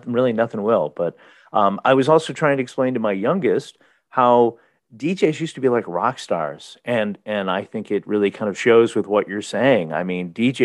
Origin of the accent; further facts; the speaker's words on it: Lemont, Illinois, United States; My hometown of Lamont, Illinois